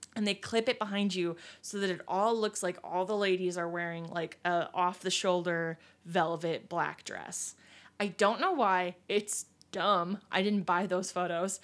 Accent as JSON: {"language": "English", "region": "Pennsylvania", "country": "United States", "tie": "born or raised there", "moved": "yes", "lives_now": "Illinois, United States", "said": "my home state, Pennsylvania"}